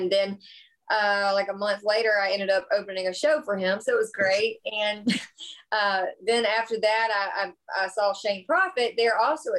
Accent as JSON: {"language": "English", "region": "South Carolina", "country": "United States", "tie": "born or raised there", "said": "That's my hometown."}